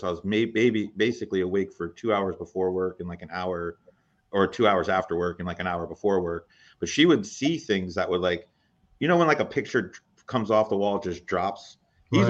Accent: East Coast, United States; growing up on the East Coast

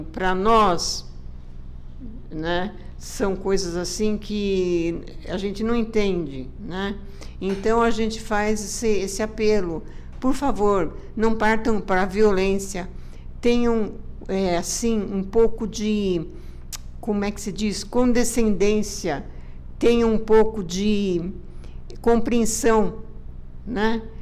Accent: Brazil; eu acho que nós, como brasileiros, temos que passar a respeitar a todos

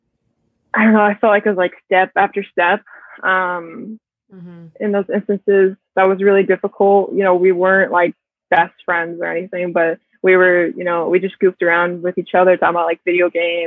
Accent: Florida, United States; moved away as an adult; also born or lived in Minnesota; I'm from Florida

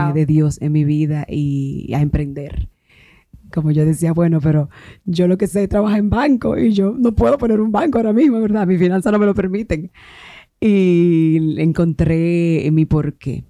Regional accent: Palenque, San Cristóbal, Dominican Republic; moved away; also born or lived in Santo Domingo; yo soy de Palenque, eh, estudié en una escuela pública

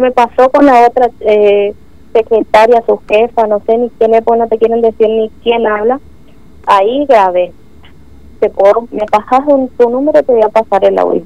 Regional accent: Clorinda, Formosa, Argentina; soy de Clorinda

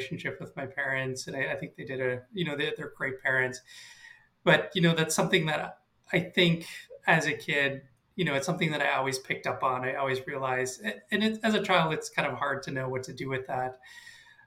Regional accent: Minneapolis, Minnesota, United States; accent: American; moved away as an adult; also born or lived in Guatemala City, Guatemala; I was adopted to a family in the Twin Cities in Minnesota, which is where I grew up until I was about 25

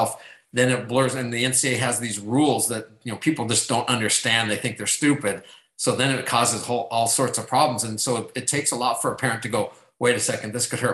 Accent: Southern California, United States; When I was a young kid growing up in Southern California

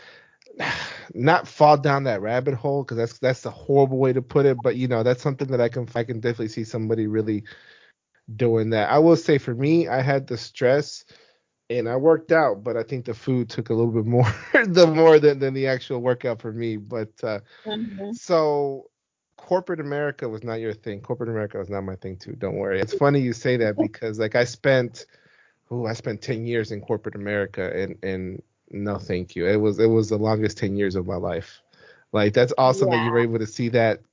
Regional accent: Houston, Texas, United States; I went to several colleges here and finally ended up just here in my hometown, finishing up at the local one here in Houston.

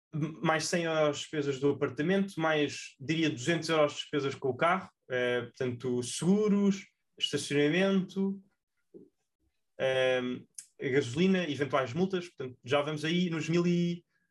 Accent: Portugal; enquanto portugueses

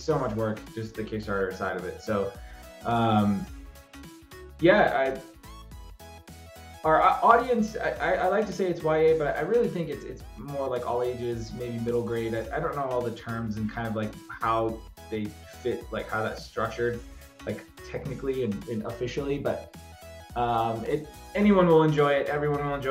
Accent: Bosnia & Herzegovina; my hometown in Bosnia

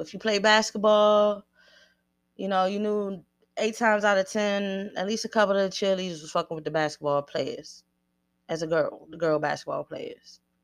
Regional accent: Washington, District of Columbia, United States; I grew up on the East Coast, mid-thirties, eighties babies

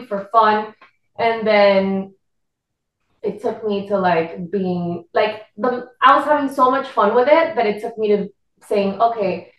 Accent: Puerto Rico; accent: Puerto Rican; first language Spanish; English is a second language; moved away as an adult; now in Miami, United States; I'm from Puerto Rico.

